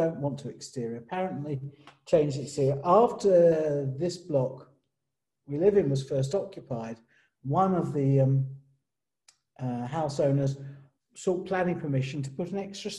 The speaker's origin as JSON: {"language": "English", "region": "London", "country": "United Kingdom", "said": "I didn't come from a village. I came from East London"}